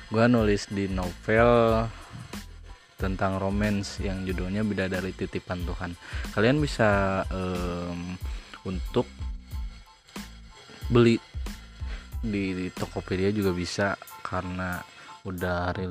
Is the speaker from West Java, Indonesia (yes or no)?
yes; Bandung, West Java, Indonesia; born there; gitu kan gue lahir di Bandung